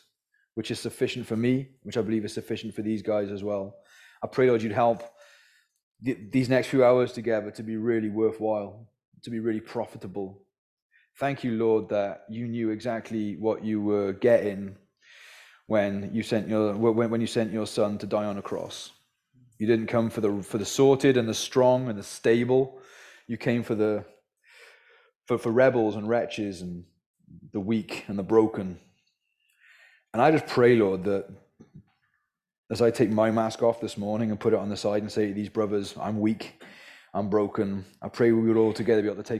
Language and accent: English; Wales, United Kingdom; So that's where I'm from originally, by the way, is the Welsh valleys. So my accent is somewhat mongrel.